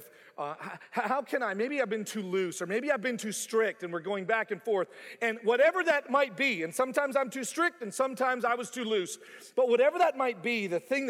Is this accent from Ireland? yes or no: no; Canada; moved away as an adult; also born or lived in Bible Belt; growing up in Canada